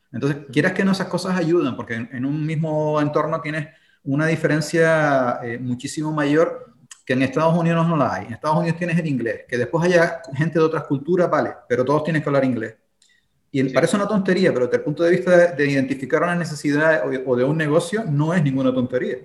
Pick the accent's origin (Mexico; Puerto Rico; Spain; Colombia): Spain; also born or lived in Berlin, Germany